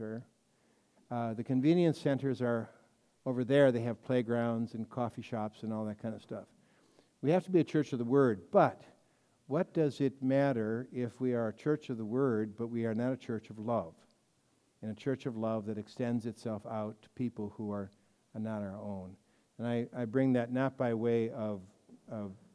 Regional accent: Colorado, United States; When we were growing up in Colorado

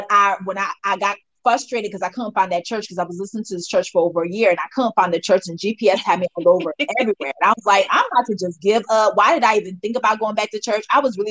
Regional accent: Nigeria; I'm Nigerian.

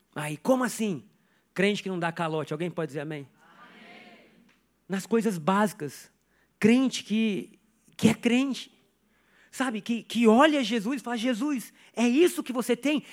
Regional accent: Brazil; sou brasileiro

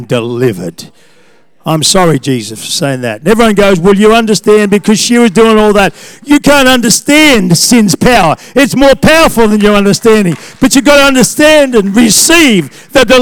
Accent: Australia; I'm an Australian

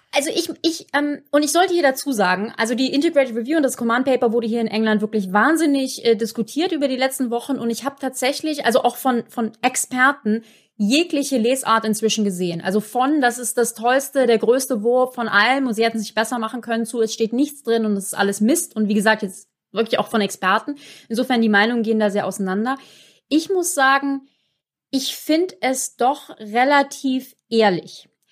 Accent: Germany; als Deutsche

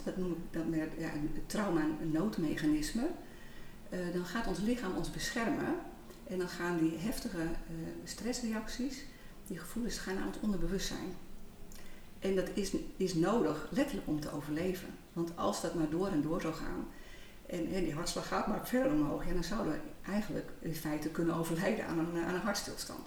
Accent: Heerenveen, Friesland, Netherlands; moved away as an adult; also born or lived in Rotterdam / Almere; fijn om in Friesland te zijn. Want daar ligt uiteindelijk wel mijn roots. Geboren in Heerenveen, al heel wat jaar geleden. Ehm, ik ben als jonge ja, meid van 19 jaar eh, naar Rotterdam gegaan

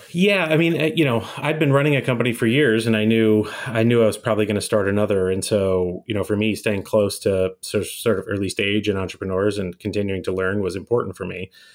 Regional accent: Bay Area outside of San Francisco, California, United States; moved away as an adult; now in Chicago, United States; I grew up in the Bay Area outside of San Francisco

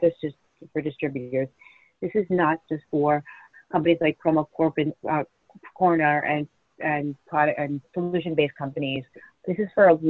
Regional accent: Long Island, New York, United States; moved away as an adult; I am from Long Island, was in our New York City office for 7 years and opened an office here 7 years ago

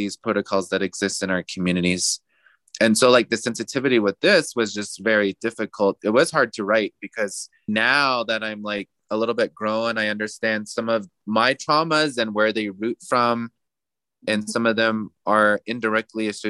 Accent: United States; I'm also indigenous. I'm Diné. I'm from the Navajo Nation.

